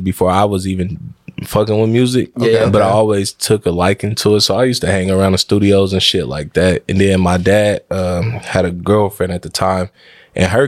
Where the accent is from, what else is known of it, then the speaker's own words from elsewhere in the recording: San Francisco, California, United States; growing up in San Francisco